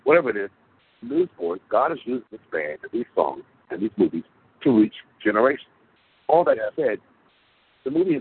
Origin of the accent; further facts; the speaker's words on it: United States; In my country, the United States of America, where I was born, I'm American